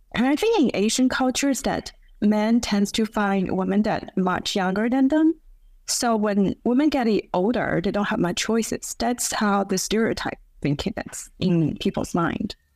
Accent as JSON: {"language": "English", "country": "China", "tie": "born or raised there", "moved": "yes", "lives_now": "Beijing, China", "said": "my hometown in second tier city"}